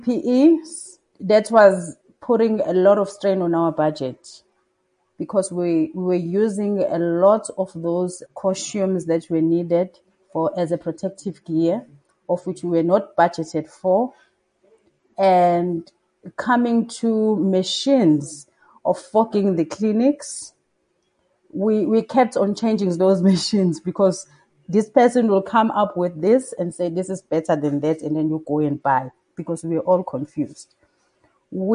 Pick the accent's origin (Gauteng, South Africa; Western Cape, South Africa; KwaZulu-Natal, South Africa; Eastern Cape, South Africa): KwaZulu-Natal, South Africa; Durban; also born or lived in Northern Zululand; I am originally from Durban